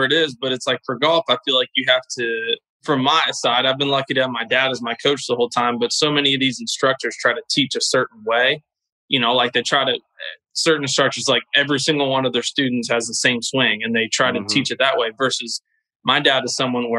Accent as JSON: {"language": "English", "town": "Louisville", "region": "Kentucky", "country": "United States", "tie": "born or raised there", "moved": "as an adult", "lives_now": "Florida, United States", "said": "growing up in Louisville, Kentucky"}